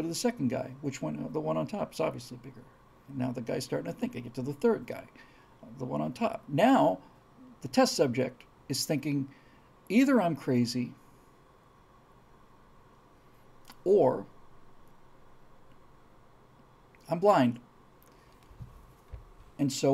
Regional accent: United States; also born or lived in New York; as an American

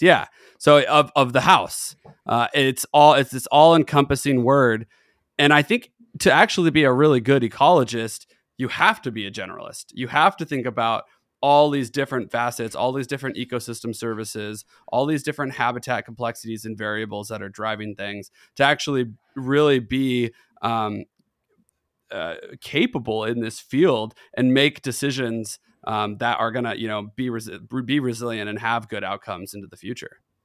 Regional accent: Tri-Cities, Washington, United States; I'm born in Washington. I'm from the Tri Cities.

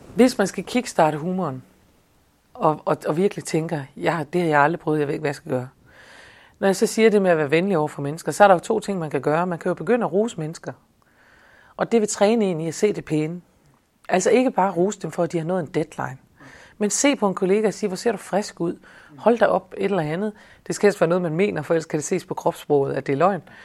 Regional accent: Denmark

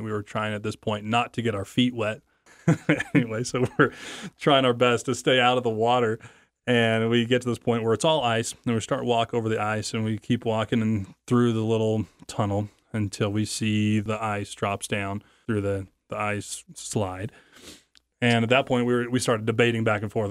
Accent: American Falls, Idaho, United States; now in Idaho Falls, United States; I now live in Idaho Falls, Idaho. I was from American Falls, Idaho.

